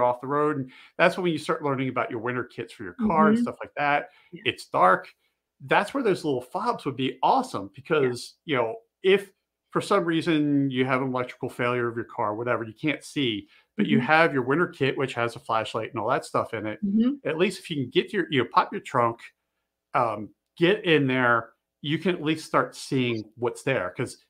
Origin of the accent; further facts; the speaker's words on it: East Coast, United States; moved away; also born or lived in Montana; I grew up on the East Coast. When I moved to Montana, back in 2000, it was a little eye-opening, because, you know, I'm used to winters. We're used to nor'easters and stuff like that rolling in.